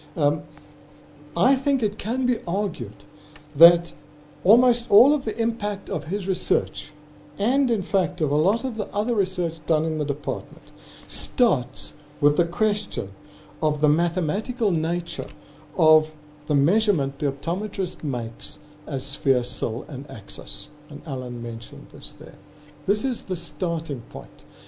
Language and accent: English; South Africa; South African optometric academics